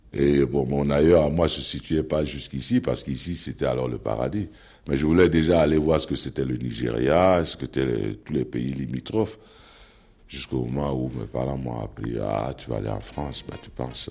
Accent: Cameroon; moved away; also born or lived in Brussels, Belgium; chez nous, dans le Makosa

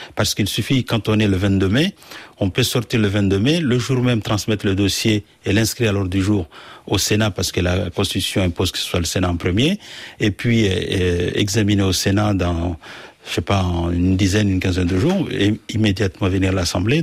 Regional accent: Mayotte; je suis français parce que es né à Mayotte de trois générations

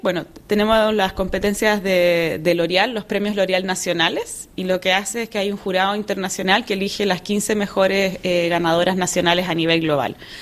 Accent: Chile; soy de Chile, así que crecí al lado de la cordillera de los Andes

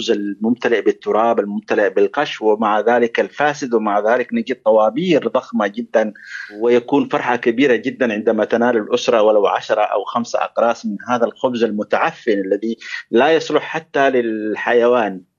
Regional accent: Yemen; moved away; وانا كيمني صحيح ان اخر مره زرت اليمن كان 2009 ولكن اليمن حاضر في ذهني واليمن يعني اعيش اليمن

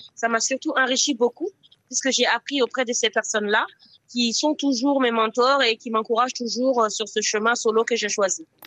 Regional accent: Burkina Faso; now in France; le Burkina Faso qui est ma, mon pays natal et la France qui est mon pays d'accueil

